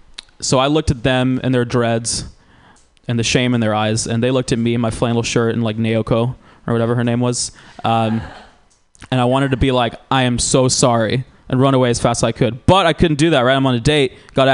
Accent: Georgia, United States; now in California, United States; I'm biracial. You guys have probably figured that part out. I grew up in Georgia. I didn't really fit in Georgia.

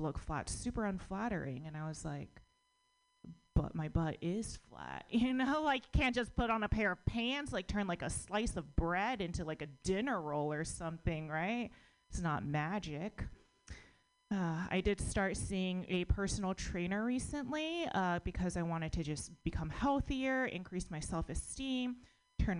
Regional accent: United States; I was born in America, but my parents are immigrants

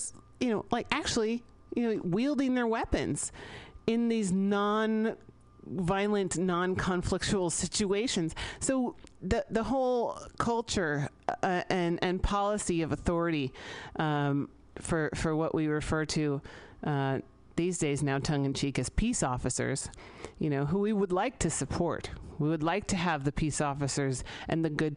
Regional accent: San Francisco, California, United States; I grew up here in San Francisco

